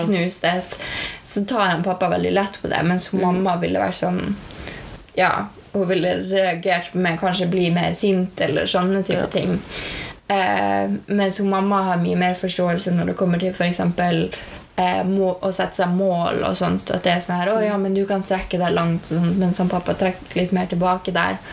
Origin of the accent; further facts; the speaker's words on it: Norway; vi har vokst opp i Norge, som er det beste landet å vokse opp